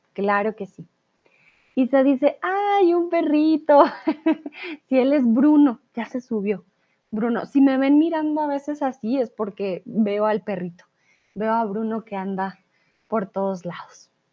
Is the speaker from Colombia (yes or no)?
yes; Colombia; first language Spanish; Soy de Colombia